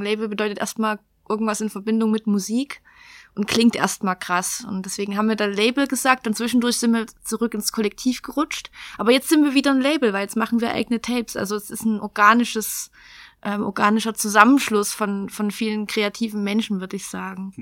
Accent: Geringswalde, Saxony, Germany; also born or lived in Rochlitz; now in Chemnitz, Germany; ich bin aus, also in Rochlitz geboren und bin äh, bis zu meinem 17., 18. Lebensjahr habe ich in Geringswalde gelebt

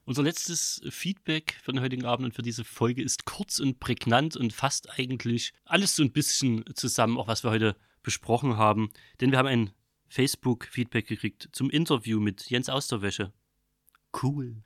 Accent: Saxony, Germany; accent: Saxon; mein sächsischer Dialekt

